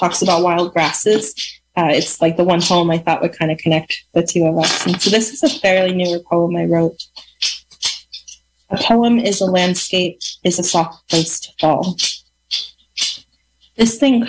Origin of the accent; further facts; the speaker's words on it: Lake County, California, United States; I grew up in Lake County